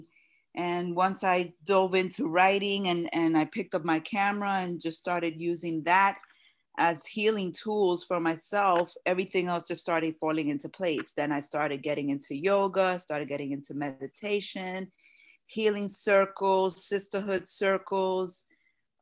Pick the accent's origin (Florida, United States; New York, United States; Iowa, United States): New York, United States; New York City; I'm a photographer and writer based out of New York City, born and raised in Brooklyn